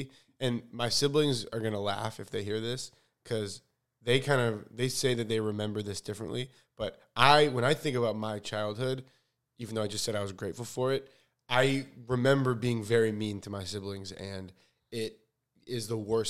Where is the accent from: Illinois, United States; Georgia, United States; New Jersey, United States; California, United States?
Illinois, United States; Chicago; now in Los Angeles, United States; I'm from Chicago. I have four siblings who are all my best friends.